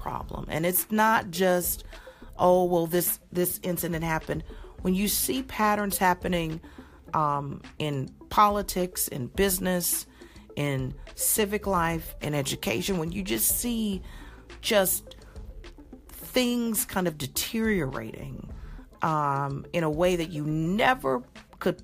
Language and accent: English; Coral Springs, Florida, United States; my hometown is Coral Springs, Florida. I grew up a large part of my youth in Coral Springs